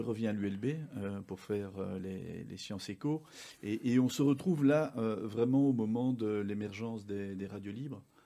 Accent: Uccle, Brussels-Capital Region, Belgium; also born or lived in Morlanwelz; je suis belge, je suis né à, à Uccle, j'ai fait une partie de mes études au Collège Saint-Pierre à Uccle

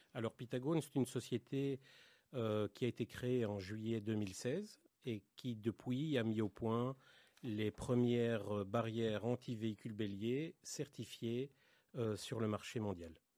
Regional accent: Belgium; moved away as an adult; now in Israel; je suis, je suis né en Belgique, en 1972. Euh, j'ai fait mon service militaire en Israël, je suis revenu en Belgique travailler

